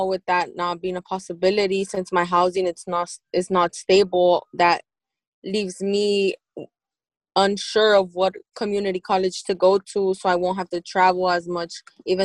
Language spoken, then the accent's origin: English; Los Angeles, California, United States; I'm born and raised in Los Angeles